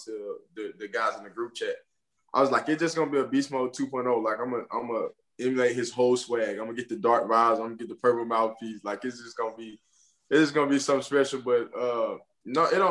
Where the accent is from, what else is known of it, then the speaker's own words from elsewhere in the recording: Alabama, United States; I'm from Alabama